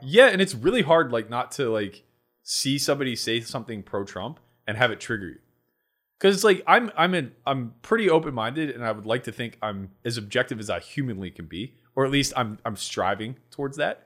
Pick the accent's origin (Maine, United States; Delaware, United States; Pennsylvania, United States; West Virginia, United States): Pennsylvania, United States; Pittsburgh; accent: Yinzer; I grew up in Pittsburgh